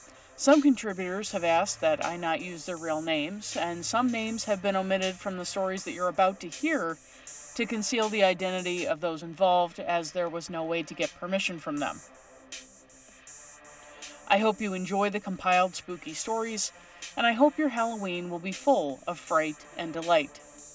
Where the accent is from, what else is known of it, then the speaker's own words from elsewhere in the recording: La Paz, Bolivia; I grew up in La Paz, Bolivia, in a very old house.